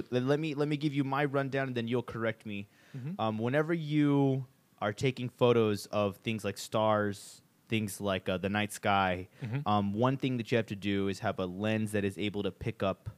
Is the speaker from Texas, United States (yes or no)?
yes; Del Rio, Texas, United States; my hometown in Del Rio, Texas